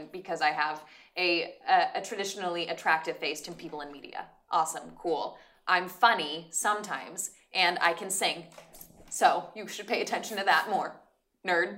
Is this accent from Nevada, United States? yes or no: yes; Reno, Nevada, United States; moved away as an adult; now in Los Angeles, United States; I'm from Reno.